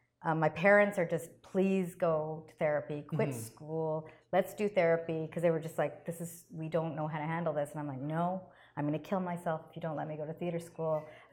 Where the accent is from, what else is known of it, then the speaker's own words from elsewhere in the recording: Canada; I'm very much aware of my heritage, but this is my country. I'm Canadian